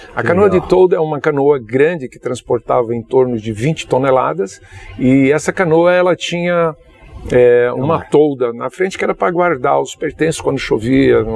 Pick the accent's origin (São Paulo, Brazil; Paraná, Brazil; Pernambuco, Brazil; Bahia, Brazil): Bahia, Brazil; Juazeiro; Eu sou natural de Juazeiro da Bahia